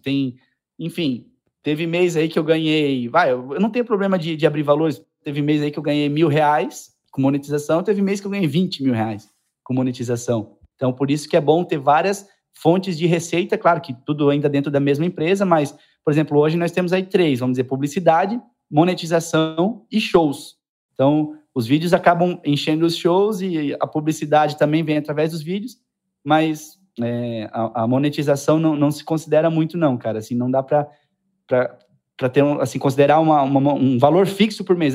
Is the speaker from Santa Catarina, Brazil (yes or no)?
yes; Indaial, Santa Catarina, Brazil